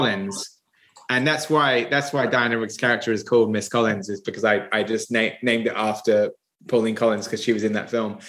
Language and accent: English; Somerset, South West England, United Kingdom; moved away as an adult; now in London, United Kingdom; I'm from Somerset. I came to London when I was 20.